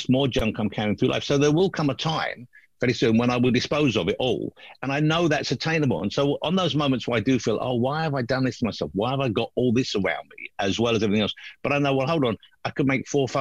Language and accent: English; London, United Kingdom; I was born in London, I always lived in London